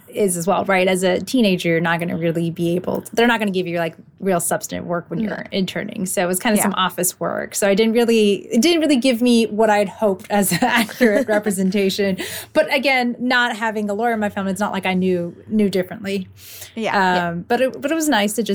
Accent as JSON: {"language": "English", "town": "Los Angeles", "region": "California", "country": "United States", "tie": "born or raised there", "said": "I grew up in LA and I love it, so I've stayed"}